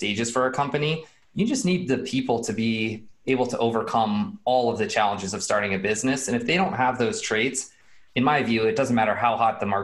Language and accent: English; Boulder, Colorado, United States; I'm from Boulder, born and raised in Boulder.